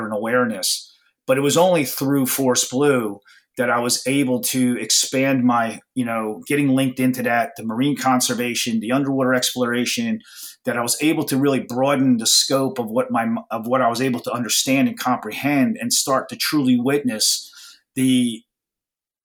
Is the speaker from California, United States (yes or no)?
no; New Jersey shore, United States; I grew up on the New Jersey shore